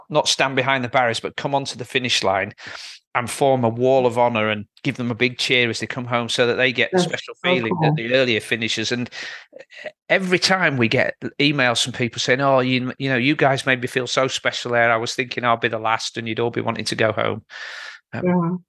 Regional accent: Yorkshire and the Humber, United Kingdom; As a Yorkshireman

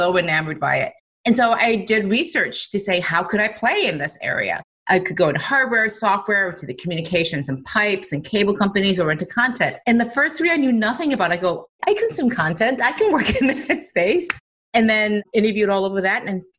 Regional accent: Detroit, Michigan, United States; I grew up in Detroit

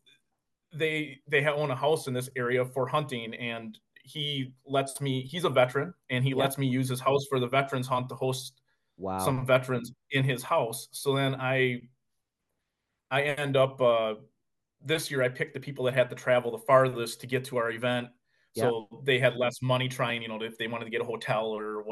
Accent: Mayville, Wisconsin, United States; I'm from Mayville, Wisconsin, which is a small little, 6,000 person town.

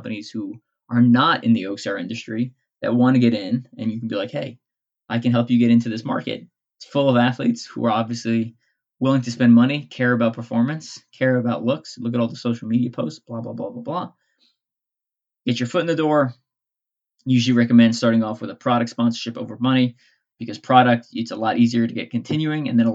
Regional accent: Long Island, New York, United States; now in Midwest, United States; I grew up in Long Island.

